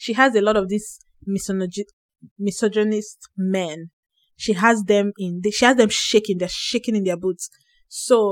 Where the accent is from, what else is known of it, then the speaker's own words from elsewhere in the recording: Nigeria; moved away; moving to this country, I went from being a Nigerian woman